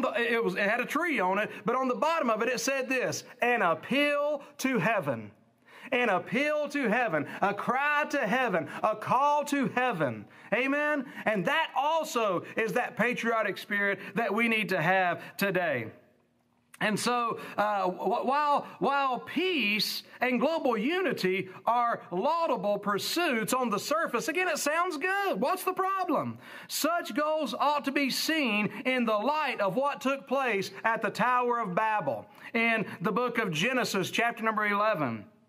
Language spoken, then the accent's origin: English; United States; as an American